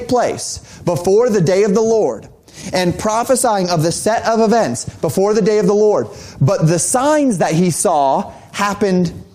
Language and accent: English; Colorado, United States; I grew up in Colorado